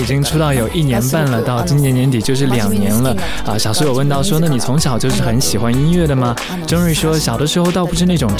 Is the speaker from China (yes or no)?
no; Japan; first language English; Chinese is a second language; 因为我一直都是国际学校接受英文教育，所以讲英文对于我来说比较习惯。那我在日本长大，两种语言都通，也就没有什么障碍。